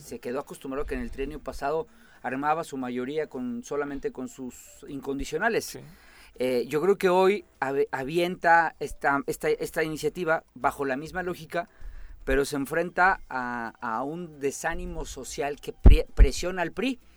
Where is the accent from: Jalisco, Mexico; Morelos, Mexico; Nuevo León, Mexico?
Morelos, Mexico